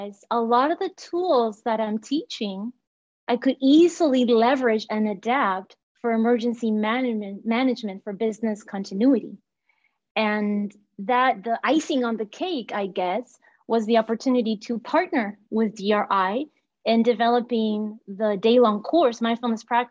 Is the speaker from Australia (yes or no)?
no; Montevideo, Uruguay; English is a second language; moved away as an adult; also born or lived in Southern California; now in United States; I'm born and raised in Montevideo, Uruguay. English is my second language.